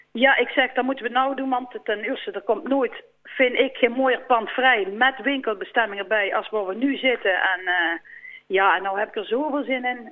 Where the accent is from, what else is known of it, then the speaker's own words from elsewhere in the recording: Volkel, North Brabant, Netherlands; Ik kom eigenlijk eh, van Volkel